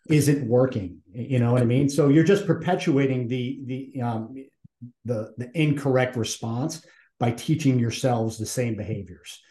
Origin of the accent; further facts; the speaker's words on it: Massachusetts, United States; I'm from Massachusetts